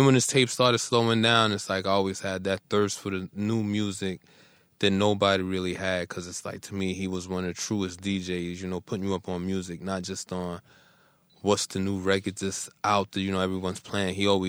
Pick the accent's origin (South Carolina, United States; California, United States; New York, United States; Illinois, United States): New York, United States; New York City; Cypress Avenue in the Bronx.